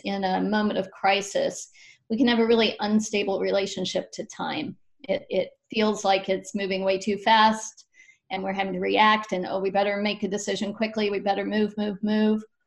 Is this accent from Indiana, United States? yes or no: no; Appalachia, Western North Carolina, United States; I'm from Appalachia over in Western North Carolina